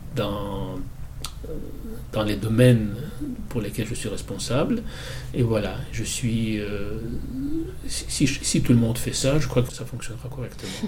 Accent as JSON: {"language": "French", "country": "Russia", "tie": "born or raised there", "moved": "yes", "said": "j'ai grandi aussi. Et je suis parti encore de l'Union soviétique."}